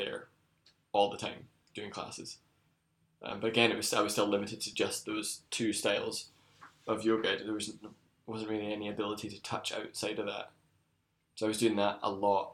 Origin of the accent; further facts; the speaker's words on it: Scotland, United Kingdom; I was back in Scotland